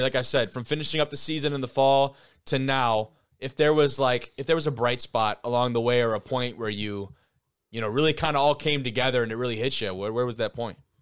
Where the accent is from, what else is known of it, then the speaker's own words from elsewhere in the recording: Lake Orion, Michigan, United States; I come from Lake Orion